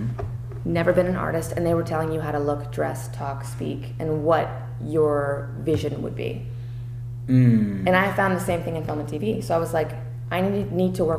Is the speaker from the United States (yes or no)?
yes; Tampa, Florida, United States; I was born in Tampa